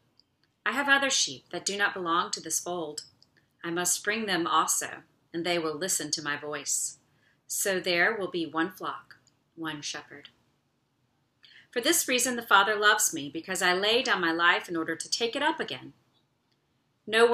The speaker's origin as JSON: {"language": "English", "country": "United States", "said": "we as American citizens"}